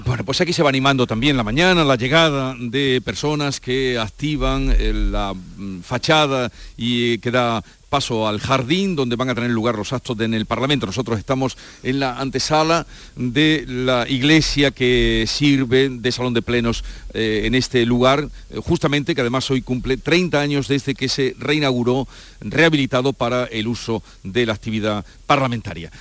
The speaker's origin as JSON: {"language": "Spanish", "town": "Villanueva de Córdoba", "region": "Andalusia", "country": "Spain", "tie": "born or raised there", "said": "es mi pueblo, Villanova de Córdoba, que es mi pueblo"}